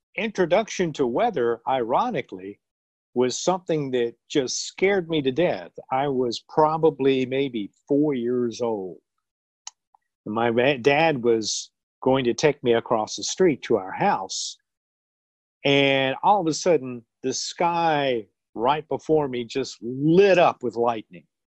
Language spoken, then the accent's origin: English; Southeast, United States; moved away as an adult; also born or lived in Oklahoma City, Oklahoma / Wichita, Kansas; now in Columbia, United States; I grew up in the Southeast